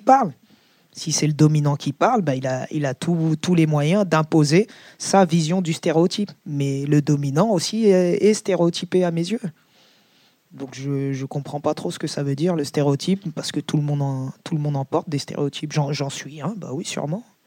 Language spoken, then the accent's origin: French; Seine-Saint-Denis, Île-de-France, France; le 93, c'est chez moi, par exemple. Le, 93, euh, c'est plus chez moi que la France, bizarrement